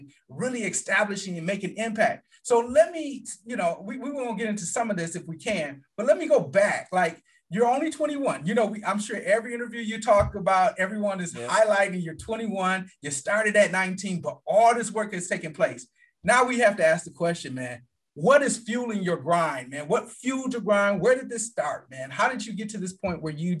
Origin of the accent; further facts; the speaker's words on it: Flint, Michigan, United States; moved away as an adult; also born or lived in Detroit, Michigan; now in Atlanta, United States; I'm from Michigan. I really grew up in Flint, Michigan, lived in Detroit area.